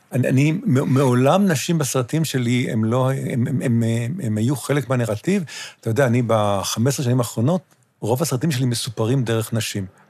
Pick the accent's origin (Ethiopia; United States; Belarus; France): United States; New York; now in Israel; אני גדלתי בניו יורק